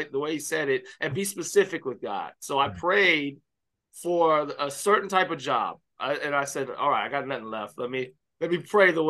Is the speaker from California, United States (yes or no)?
no; Miami, Florida, United States; Yes, yeah. I grew up in Miami Baptist Church.